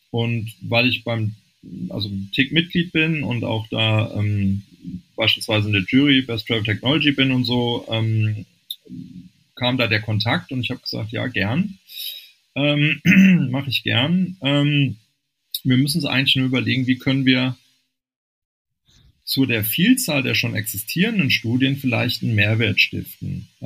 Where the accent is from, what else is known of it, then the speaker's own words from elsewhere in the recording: Rhineland, Germany; born there; ich bin gebürtiger Rheinländer, da sitzt die Familie auch noch.